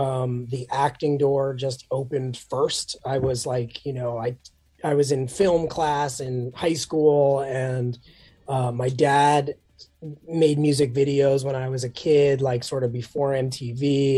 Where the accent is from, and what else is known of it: New York City, New York, United States; born or raised there